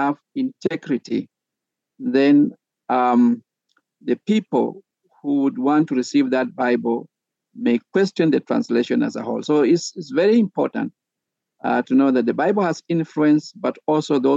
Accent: Kenya; first language Sabaot; English is a second language; This is my mother tongue now. In Kenya, we have more than 50 languages, the vernacular languages, and this is Sabaot language.

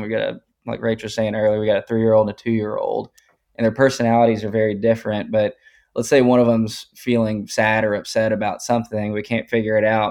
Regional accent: Tyler, Texas, United States; also born or lived in Austin, Texas; I'm originally from Tyler up in East Texas and moved to Austin in two thousand thirteen

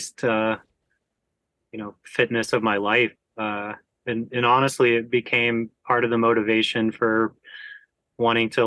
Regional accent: Georgia, United States; growing up in Georgia

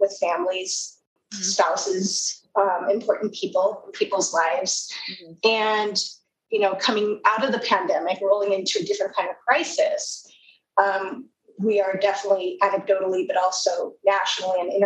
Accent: Southern California, United States; I am from Southern California

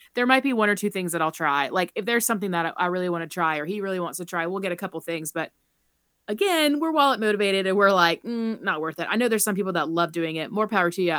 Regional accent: Charleston, South Carolina, United States; moved away as an adult; now in Colorado, United States; I grew up in Charleston

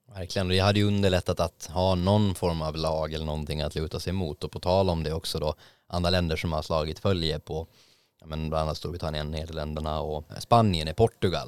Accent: Åland Islands; now in Stockholm, Sweden; Jag var hemma på Åland

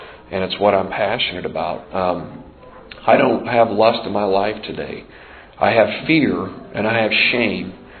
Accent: Montana, United States; moved away as an adult; I grew up out in the Northwest in a rough, tough part of the world

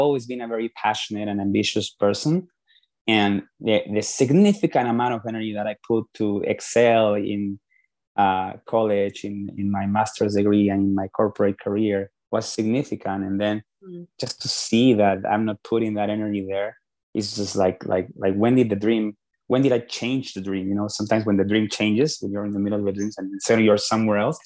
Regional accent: Lima, Peru; moved away as an adult; now in United States; I am originally from Peru, from Lima, Peru, and I came to the United States back in 2002 for the first time for business school

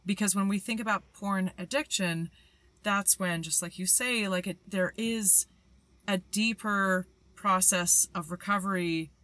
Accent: Canada; as a Canadian

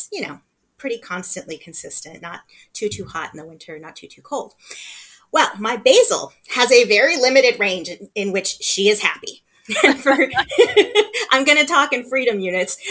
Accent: Los Angeles, California, United States; I grew up here, I was born here

